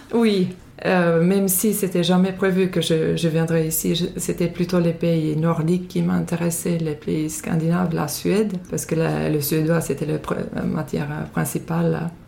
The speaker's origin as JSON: {"language": "French", "country": "Finland", "second_language": "French", "moved": "as an adult", "lives_now": "France", "said": "Je viens de Finlande, euh, là j'habite depuis 16 ans en France"}